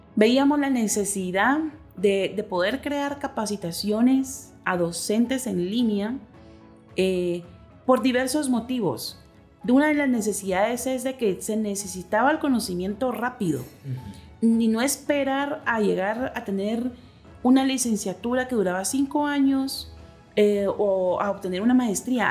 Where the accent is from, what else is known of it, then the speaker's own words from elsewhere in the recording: Guatemala; somos guatemaltecas